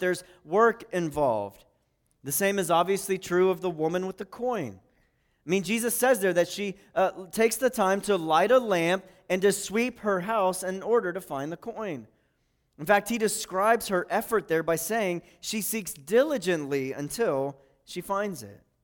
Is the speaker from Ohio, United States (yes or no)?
yes; Pataskala, Ohio, United States; I'm from Pataskala